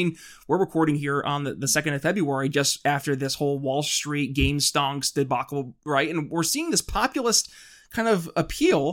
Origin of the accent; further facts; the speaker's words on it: Thousand Islands area, upstate New York, United States; I'm actually from the country, but more upstate New York area